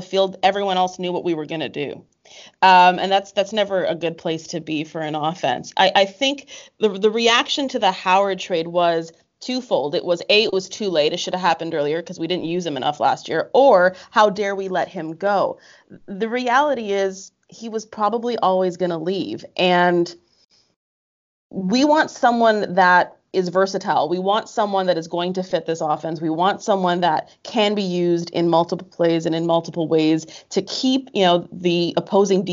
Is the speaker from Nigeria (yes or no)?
no; Canada; I was from Canada